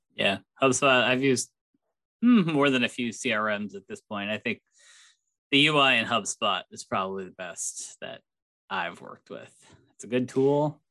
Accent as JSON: {"language": "English", "region": "Connecticut", "country": "United States", "tie": "born or raised there", "said": "my home state of Connecticut"}